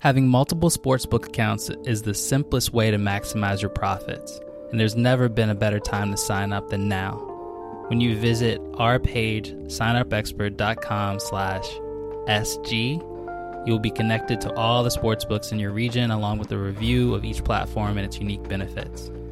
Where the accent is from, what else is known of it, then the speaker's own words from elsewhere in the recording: Richmond, Virginia, United States; moved away as an adult; now in Canada; growing up in Richmond